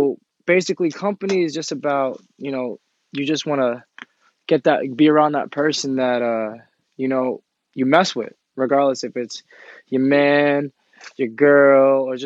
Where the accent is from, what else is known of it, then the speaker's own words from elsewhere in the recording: Suffolk County, Long Island, New York, United States; I grew up in Suffolk County, Long Island.